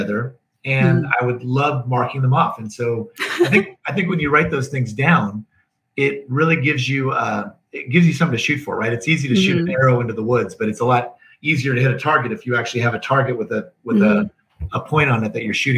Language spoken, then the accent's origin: English; Northern California, United States; I was raised in Northern California